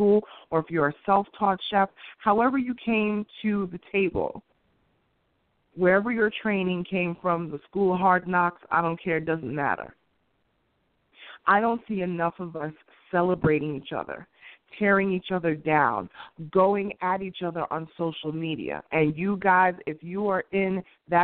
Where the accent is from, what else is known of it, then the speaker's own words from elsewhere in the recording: New York City, New York, United States; where I grew up in Queens